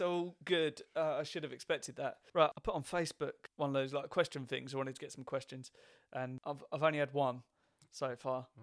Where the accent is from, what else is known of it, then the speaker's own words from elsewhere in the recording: Essex, East of England, United Kingdom; obviously I'm from Essex and I always have been, but I, I don't think my accent would suggest this